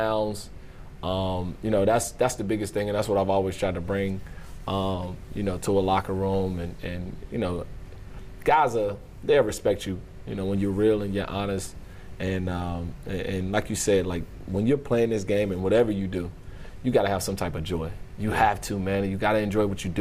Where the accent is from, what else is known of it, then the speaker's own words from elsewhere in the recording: the South, United States; from the South, we're from the South